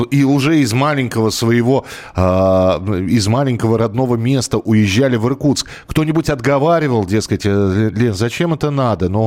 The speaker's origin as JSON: {"language": "Russian", "town": "Rakvere", "region": "Lääne-Viru County", "country": "Estonia", "tie": "born or raised there", "also_born_or_lived": "Ira / Moscow Oblast / Pskov", "moved": "yes", "said": "Родился я в Эстонской ССР, в Раквере. В 12 лет переехали в Иру, Южная Эстония."}